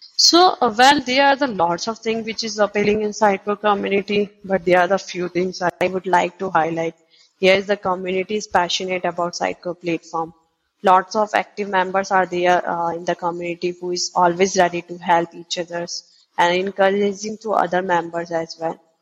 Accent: Udaipur, Rajasthan, India; I'm basically from Udaipur, which is also known as the Lake City in India

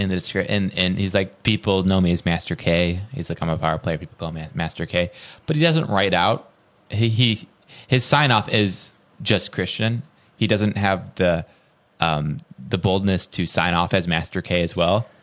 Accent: Roscoe, Illinois, United States; I'm from Roscoe, which is very, very close

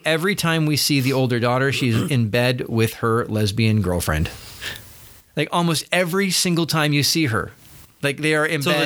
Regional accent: United States; us as American citizens

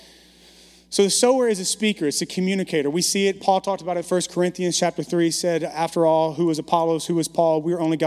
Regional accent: Baton Rouge, Louisiana, United States; also born or lived in Bogalusa, Louisiana / Dallas; now in San Francisco, United States; moved to the metropolis of Baton Rouge, area code 225

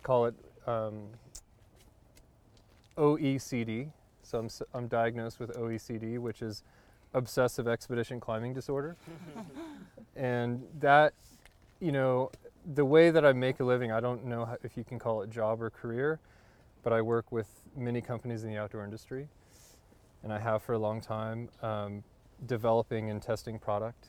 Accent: near Yosemite National Park, California, United States; I was born and raised near Yosemite National Park.

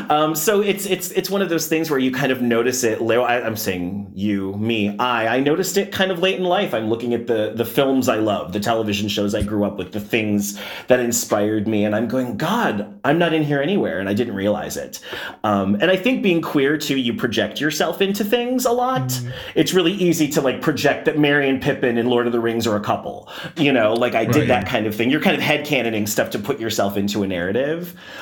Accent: Colorado, United States; moved away; I grew up in Colorado.

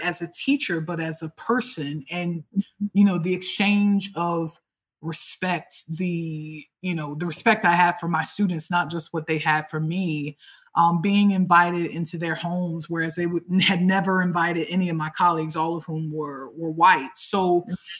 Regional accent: Tampa, Florida, United States; moved away as an adult; now in Alicante, Spain; So I am from the United States, uh, actually from from Tampa, Florida

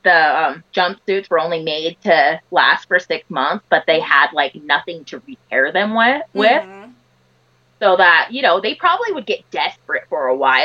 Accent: Utah, United States; I grew up in Utah

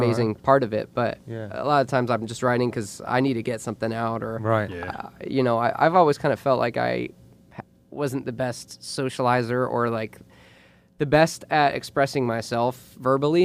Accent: Jupiter, Florida, United States; I grew up in Jupiter, Florida.

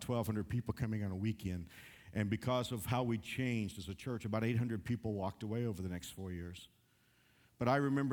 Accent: Texas, United States; moved away; I'm from Texas.

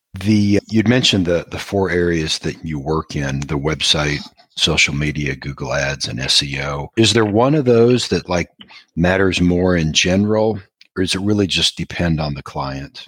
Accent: Iowa, United States; I'm from Iowa originally

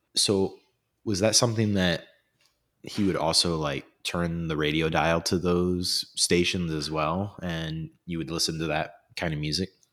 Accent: Fort Wayne, Indiana, United States; born and raised here in Fort Wayne, just like myself

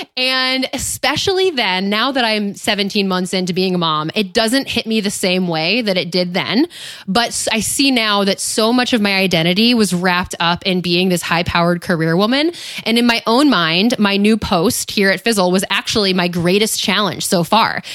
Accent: upstate New York, United States; moved away; my hometown, my, my home state of upstate New York

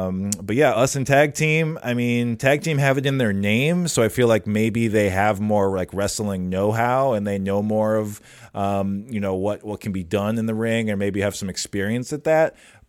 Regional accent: Minnesota, United States; We grew up here in the Twin Cities, going to the same place

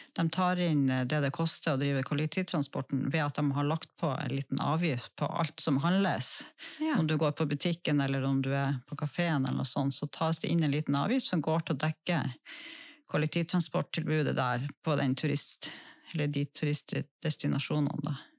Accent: Lødingen, Nordland, Norway; nå er jo jeg vokst opp på Lødingen

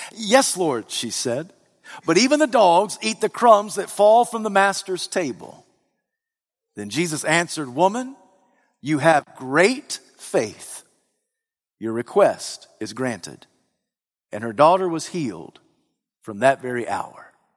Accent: Alabama, United States; I'm from the region of Alabama

